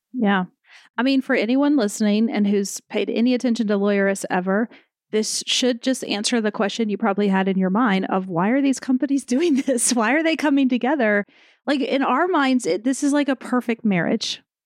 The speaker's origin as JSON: {"language": "English", "town": "Atlanta", "region": "Georgia", "country": "United States", "said": "I'm from Atlanta"}